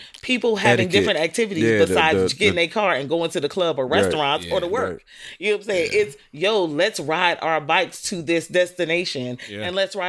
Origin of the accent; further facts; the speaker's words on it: Atlanta, Georgia, United States; now in New York, United States; As a Grady baby